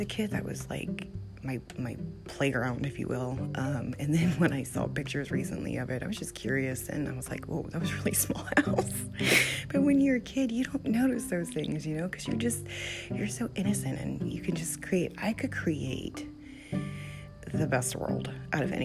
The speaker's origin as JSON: {"language": "English", "town": "Gloucester", "region": "Virginia", "country": "United States", "tie": "born or raised there", "also_born_or_lived": "New Mexico / Connecticut", "said": "I grew up in Gloucester"}